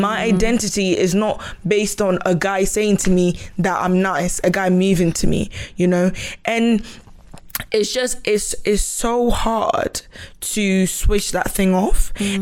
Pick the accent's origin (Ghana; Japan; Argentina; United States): Ghana; moved away; I wasn't born here. I came from Ghana